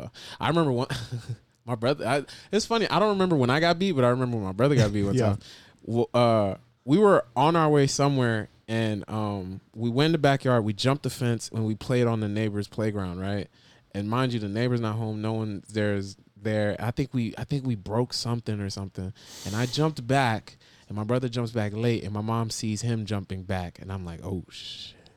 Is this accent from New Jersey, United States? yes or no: yes; New Jersey, United States; moved away; also born or lived in Florida; especially when I moved from Jersey to Florida.